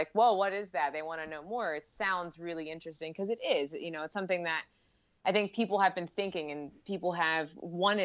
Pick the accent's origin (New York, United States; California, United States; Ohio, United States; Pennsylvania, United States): Pennsylvania, United States; Philadelphia; I'm from Philadelphia